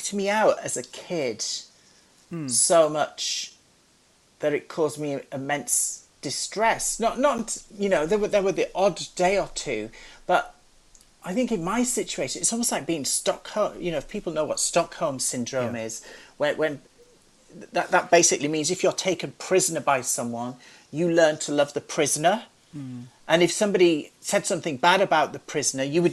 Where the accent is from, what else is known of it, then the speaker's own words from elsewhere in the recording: Carlisle, North West England, United Kingdom; growing up in Carlisle, which is near Penrith